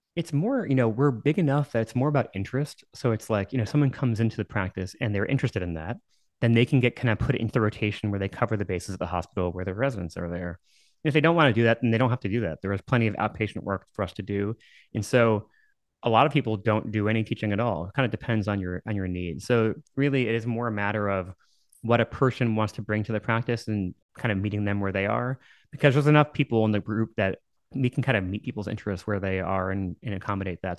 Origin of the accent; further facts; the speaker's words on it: Dallas, Texas, United States; also born or lived in New York / Massachusetts / San Antonio; I was born in New York and I moved to Dallas when I was nine. Then, you know, grew up my formative years here